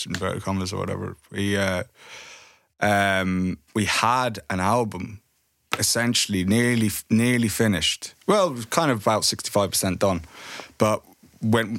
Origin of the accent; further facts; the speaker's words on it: Ireland; bands that we grew up with in Ireland